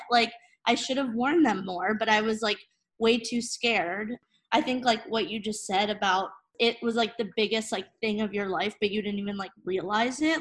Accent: New Jersey, United States; also born or lived in Portland, Maine; now in Brooklyn, United States; I'm originally from New Jersey.

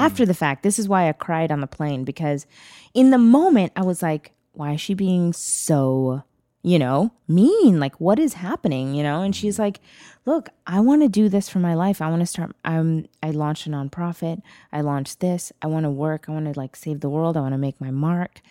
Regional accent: Bangalore, Karnataka, India; now in United States; I was born in Bangalore.

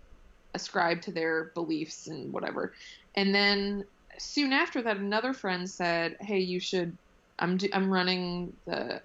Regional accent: south of Boston, Massachusetts, United States; now in Brooklyn, United States; I'm originally from just a little bit outside of Boston, south of Boston

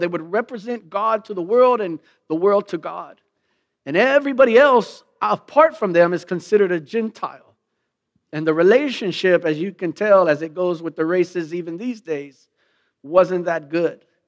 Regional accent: Lockhart, Texas, United States; moved away as an adult; I came from Lockhart. Me and the fellas used to run basketball at the intermediate.

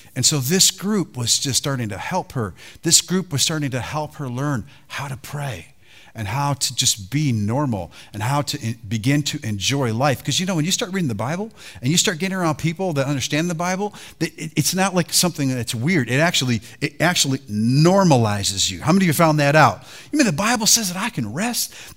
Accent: Detroit, Michigan, United States; I was raised in Detroit.

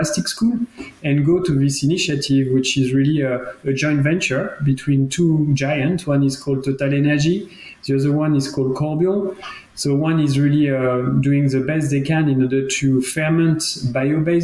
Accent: France; accent: French; English is a second language; moved away as an adult; now in Geneva, Switzerland; as you can understand from my accent, I'm from France. I've been always studying and being basically educated in France

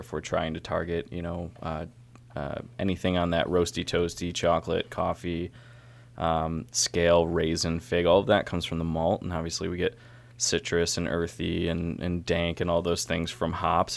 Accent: Syracuse, New York, United States; now in Baltimore, United States; I'm from Syracuse

